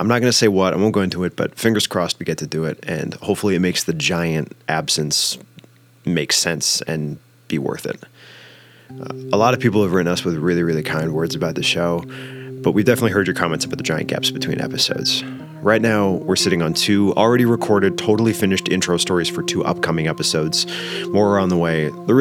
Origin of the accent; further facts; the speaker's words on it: Canada; We're Canadian